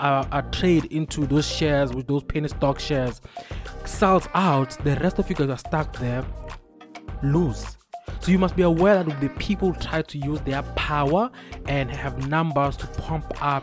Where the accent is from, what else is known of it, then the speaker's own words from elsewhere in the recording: Mpumalanga, South Africa; first language Swati; English is a second language; I'm Swati by nature. I am Swati by birth. Ngikhuliswe eMpumalanga